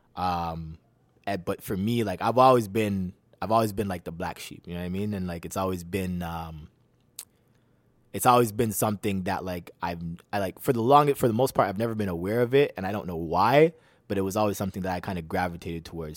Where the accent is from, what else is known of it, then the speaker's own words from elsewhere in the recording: Toronto, Ontario, Canada; also born or lived in Mississauga; I was born in Toronto